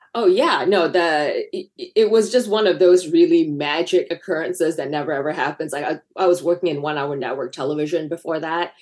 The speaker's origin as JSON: {"language": "English", "country": "Malaysia", "tie": "born or raised there", "moved": "as an adult", "lives_now": "United States", "said": "I grew up in Malaysia"}